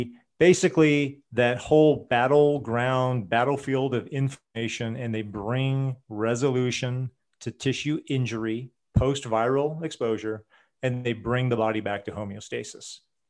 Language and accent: English; Portland, Oregon, United States; But, you know, I grew up in Portland, Oregon, and I used to go to health food stores way back in the 70s and the 80s.